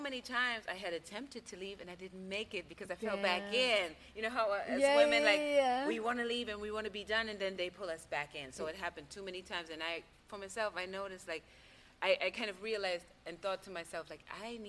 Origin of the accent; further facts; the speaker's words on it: Germany; moved away; I'm from Germany.